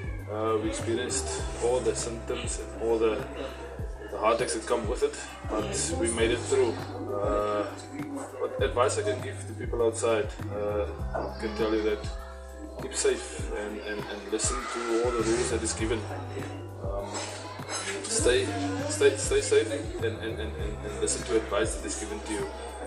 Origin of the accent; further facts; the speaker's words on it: South Africa; I'm from South Africa